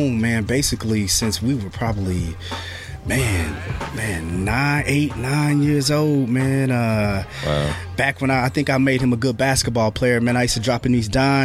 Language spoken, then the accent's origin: English; Marion, United States; We come from Marion, so it's a decent sized city